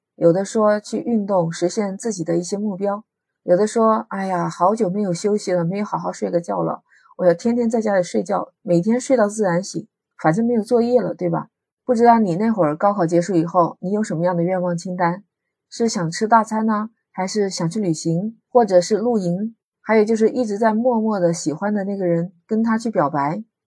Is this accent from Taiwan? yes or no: no; Hunan, China; now in Shenzhen, China; 我出生在湖南